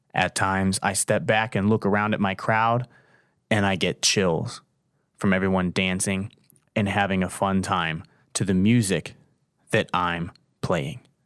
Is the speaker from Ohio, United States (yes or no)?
yes; Canton, Ohio, United States; I grew up down in Canton, the South